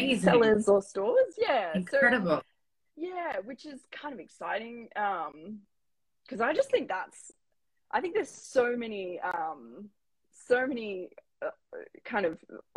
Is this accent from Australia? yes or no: yes; Lismore, New South Wales, Australia; I grew up in Lismore, Northern Rivers, New South Wales